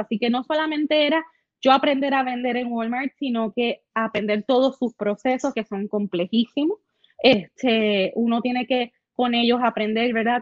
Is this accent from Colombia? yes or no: no; San Lorenzo, Puerto Rico; Yo soy de San Lorenzo, allá arriba hace frío